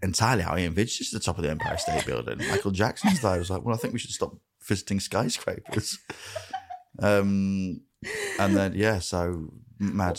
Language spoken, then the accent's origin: English; Grimsby, Yorkshire and the Humber, United Kingdom; growing up in Grimsby